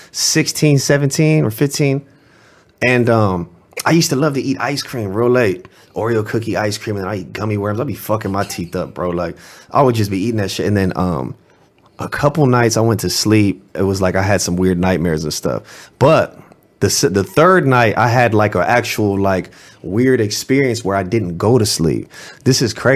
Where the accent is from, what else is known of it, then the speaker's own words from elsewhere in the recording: Los Angeles, California, United States; I'm from the Marvin Avenue district in West Los Angeles